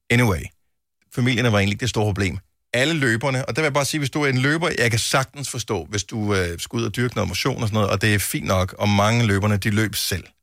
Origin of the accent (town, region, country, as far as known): Southern Jutland, Southern Denmark, Denmark